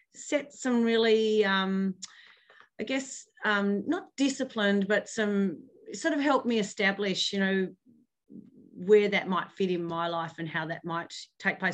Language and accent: English; Hobart, Tasmania, Australia; now in Launceston, Australia; I grew up in Hobart